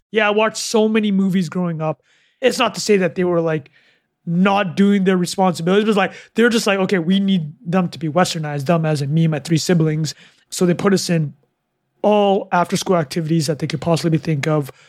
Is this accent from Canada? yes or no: yes; Canada; moved away as an adult; also born or lived in Calgary / Vancouver / Vietnam; growing up in Canada.